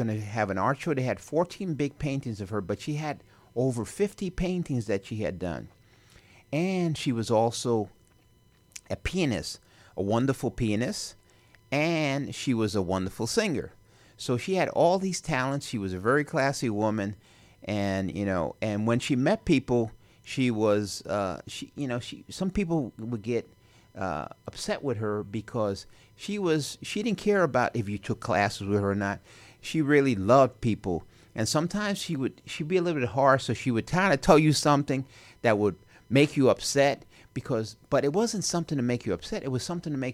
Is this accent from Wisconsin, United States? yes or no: no; Chicago, Illinois, United States; I was from Chicago